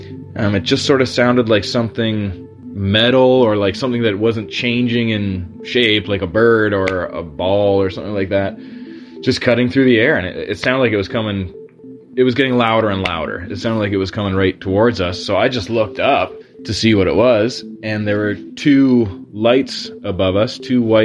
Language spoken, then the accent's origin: English; Ontario, Canada; I live in Ontario, Canada, a few hours north of Toronto